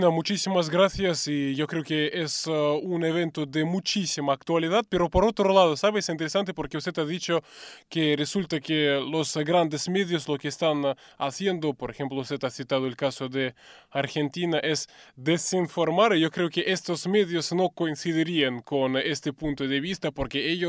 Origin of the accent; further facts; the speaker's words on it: Russia; first language Russian; Spanish is a second language; yo lo escucho en ruso porque soy persona rusa